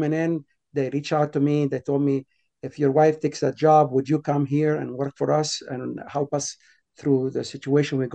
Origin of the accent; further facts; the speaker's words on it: Alexandria, Alexandria Governorate, Egypt; moved away as an adult; now in Boston, United States; I was born in Alexandria, Egypt. As a teenager, age of 13, 14 years old, I was going to a Christian school there.